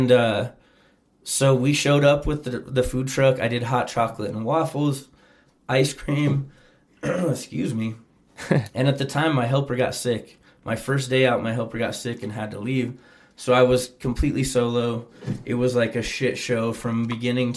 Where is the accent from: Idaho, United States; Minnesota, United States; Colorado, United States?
Colorado, United States; Pueblo; also born or lived in Fort Collins, Colorado / Denver, Colorado / San Diego, California; I grew up right here in Pueblo, Colorado. My family moved here in 86 and maybe 85. So I was like 5-6 years old